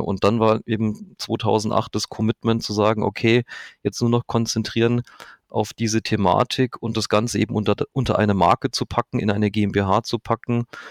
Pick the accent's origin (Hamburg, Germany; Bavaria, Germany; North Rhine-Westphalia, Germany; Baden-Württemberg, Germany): Bavaria, Germany; Manching; now in Augsburg, Germany; Ich komme aus Manching, das ist in der Nähe von Ingolstadt